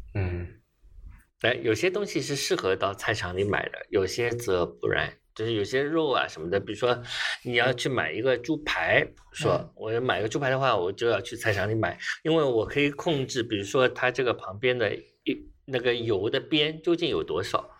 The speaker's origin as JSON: {"language": "Chinese", "region": "Shanghai", "country": "China", "tie": "born or raised there", "said": "作为一个，呃，原产的上海人"}